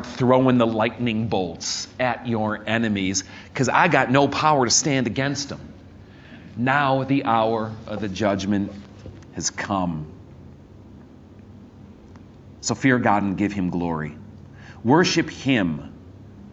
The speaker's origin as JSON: {"language": "English", "town": "Chicago", "region": "Illinois", "country": "United States", "tie": "born or raised there", "said": "when I was a little kid, I grew up in Chicago"}